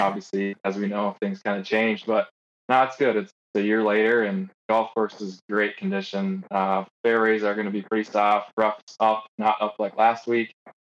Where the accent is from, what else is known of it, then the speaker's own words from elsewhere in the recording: Midwest, United States; I grew up in the Midwest.